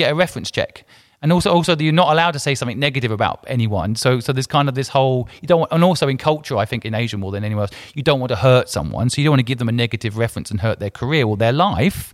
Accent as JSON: {"language": "English", "region": "England", "country": "United Kingdom", "tie": "born or raised there", "also_born_or_lived": "Hong Kong", "moved": "yes", "said": "I grew up in England, so I consider myself English"}